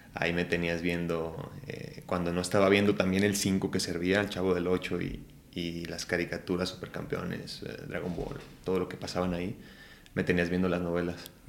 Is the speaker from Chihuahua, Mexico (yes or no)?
no; Ciudad Guzmán, Jalisco, Mexico; moved away; Nací en Ciudad Guzmán, Jalisco